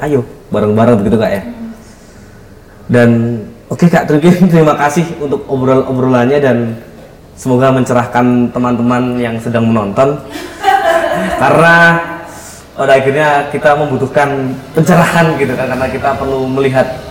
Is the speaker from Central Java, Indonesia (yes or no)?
no; East Java, Indonesia; di kampung di kampung halaman saya di Jawa Timur